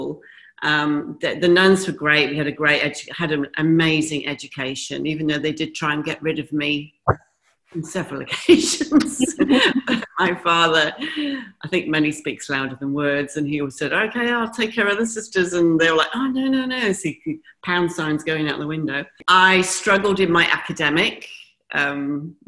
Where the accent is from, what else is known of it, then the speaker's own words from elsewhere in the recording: Pontypool, Wales, United Kingdom; moved away; also born or lived in Henley-on-Thames, England / Newport, Wales / Bahrain / Dubai; we lived in Wales. Actually, I was born just outside of London in Henley-on-Thames. And then we moved to Newport. And then we moved to Pontypool, which is South Wales